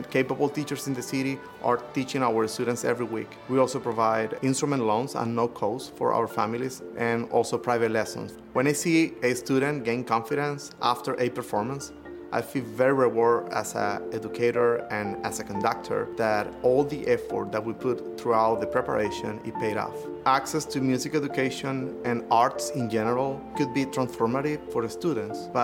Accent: Venezuela; moved away as an adult; now in United States; I grew up in El Sistema project in Venezuela

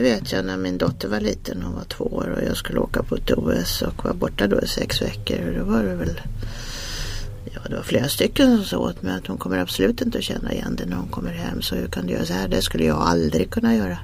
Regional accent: Sweden; jag är svensk

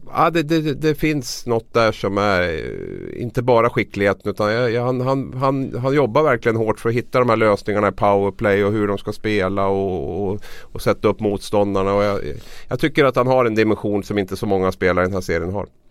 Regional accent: Gävle, Gävleborg County, Sweden; mitt hem, min hemstad Gävle

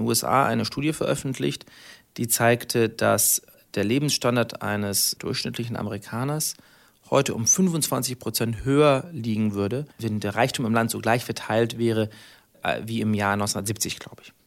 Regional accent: Germany; wir haben äh, als Deutsche eine besondere Solidarität zueinander

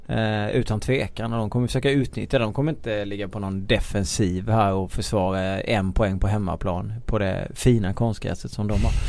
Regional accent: Småland, Sweden; som smålänning

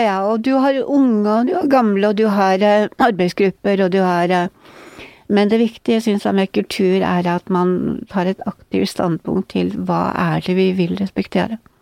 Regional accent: Northern Norway, Norway; now in Oslo, Norway; som nordlending

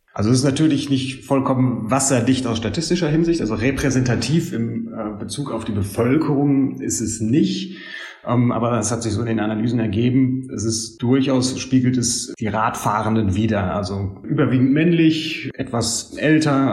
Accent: Lüdenscheid, North Rhine-Westphalia, Germany; meine Heimatstadt nehme ich immer gerne als Beispiel, die immer als äh, in der Städtegröße ziemlich weit hinten landet, Lüdenscheid

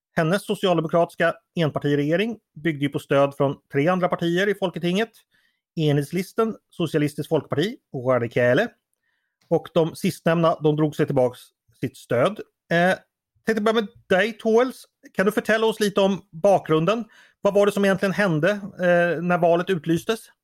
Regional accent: Sweden; som svensk

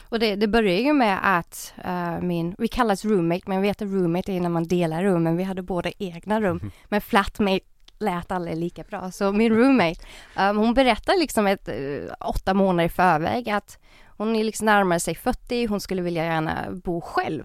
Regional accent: Jönköping, Jönköping County, Sweden; moved away as an adult; now in Stockholm, Sweden; jag är egentligen från Jönköping men jag flyttade till Stockholm 2017

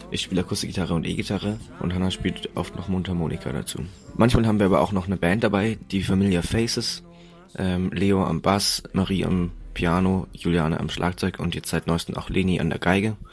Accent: Würzburg, Bavaria, Germany; Wir kommen aus Würzburg und wir machen Folkmusik.

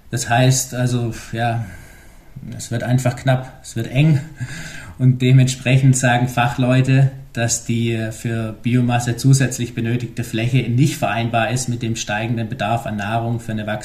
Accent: Germany; Und da wir uns als Deutsche, sage ich mal, meistens nicht so gut vorstellen können, wie groß Australien ist

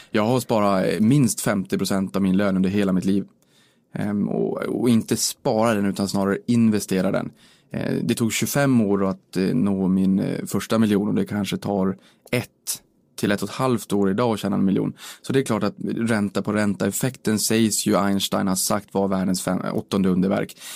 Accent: Boden, Norrbotten County, Sweden; moved away as an adult; now in Stockholm, Sweden; Så det är ju hela anledningen till varför jag drog mina rötter från Boden och flyttade ner hi

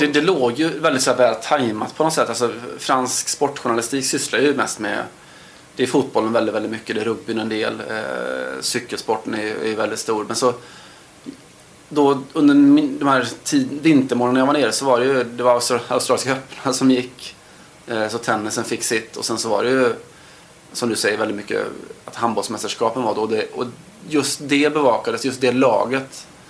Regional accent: Sweden; man kommer från ett Sverige där vi, älskar vårt svenska handbollslandslag

